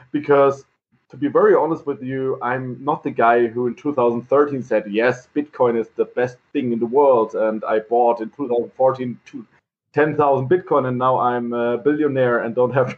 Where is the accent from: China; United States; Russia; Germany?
Germany; Heidelberg, Baden-Württemberg; English is a second language; So I'm born and raised in Heidelberg.